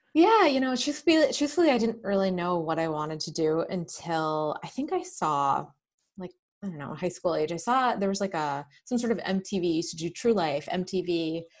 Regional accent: Manchester, New Hampshire, United States; also born or lived in Bedford, New Hampshire; I grew up in New Hampshire. Um, I'm in Bedford now, and I grew up in Manchester

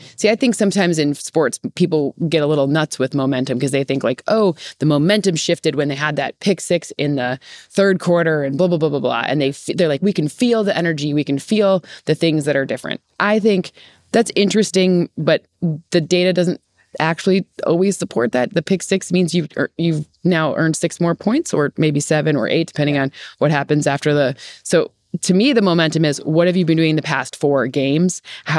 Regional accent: Michigan, United States; moved away; I'm from Michigan.

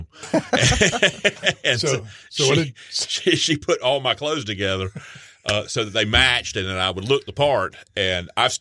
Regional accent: Myrtle Beach, South Carolina, United States; I was born and raised here in Myrtle Beach.

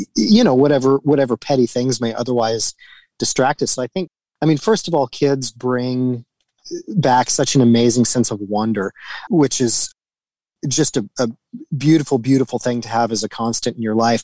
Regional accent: Wisconsin and Oklahoma, Midwest, United States; moved away; also born or lived in Los Angeles / Paris; growing up in the Midwest in, in Wisconsin and Oklahoma

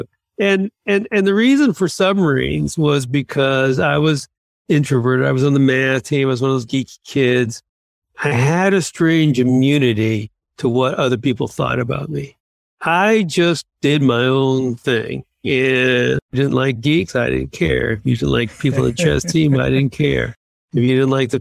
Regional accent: outside of Boston, Massachusetts, United States; I grew up in Massachusetts, outside of Boston

